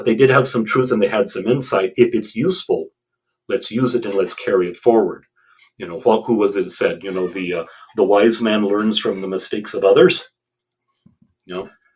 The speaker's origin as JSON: {"language": "English", "country": "United States", "said": "I'm an American, I speak English."}